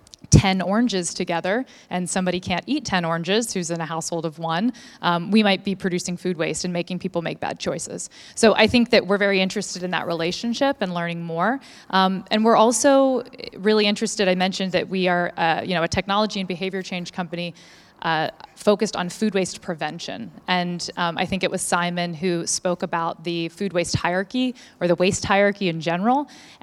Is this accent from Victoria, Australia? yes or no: yes; Melbourne, Victoria, Australia; I'm from Melbourne, yeah.